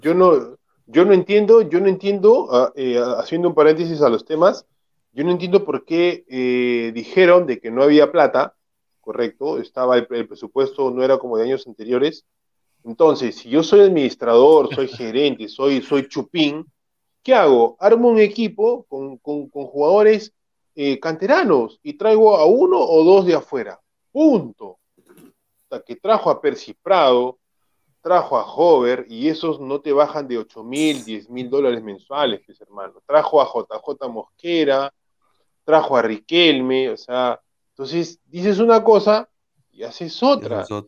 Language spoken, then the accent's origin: Spanish; Lima, Peru; yo soy del RIMAC, yo, bueno, nací en otro distrito, pero yo viví desde que nací en el RIMAC